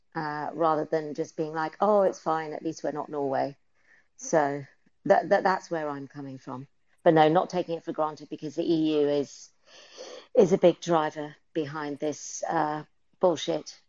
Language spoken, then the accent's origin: English; England, United Kingdom; moved away; I'm I'm British, so I'm from Turf Island